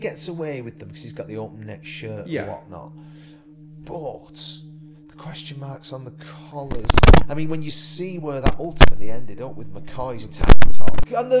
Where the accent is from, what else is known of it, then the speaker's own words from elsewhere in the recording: Haydock, North West England, United Kingdom; my little library where I grew up in Haydock's still there, the building.